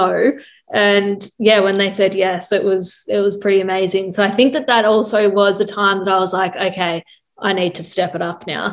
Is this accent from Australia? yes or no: yes; Australia; we are Australian and they love Australians.